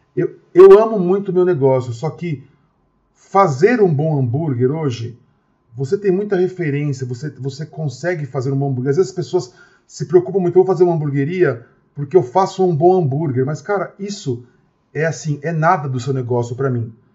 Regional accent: Osasco, São Paulo, Brazil; sou de Osasco, que é uma cidade muito grande, de 800 mil habitantes

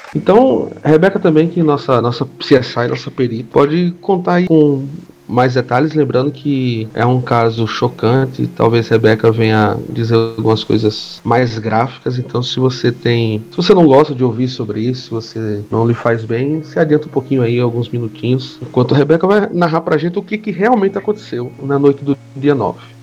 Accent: Paraíba, Brazil; basicamente aqui todos somos paraibanos

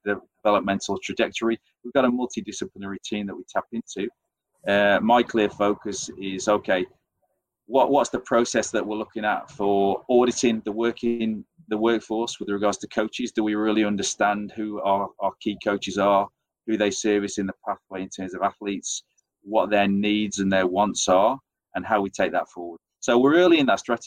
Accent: England, United Kingdom; accent: English; as you tell from my accent, I'm English

